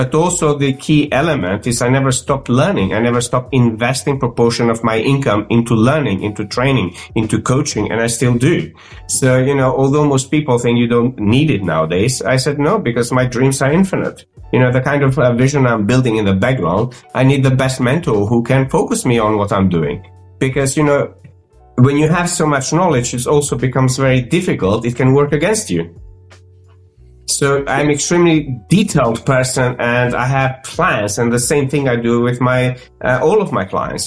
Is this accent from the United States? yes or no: no; North Macedonia; English is a second language; moved away as an adult; also born or lived in Croatia / London; I grew up in North Macedonia, speaking multiple languages